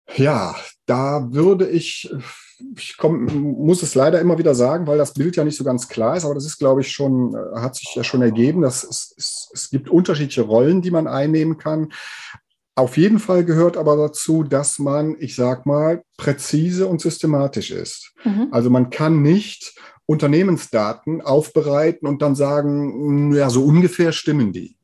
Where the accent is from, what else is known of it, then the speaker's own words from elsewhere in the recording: Aachen, North Rhine-Westphalia, Germany; hier aus Aachen und der Umgebung, wo ich herkomme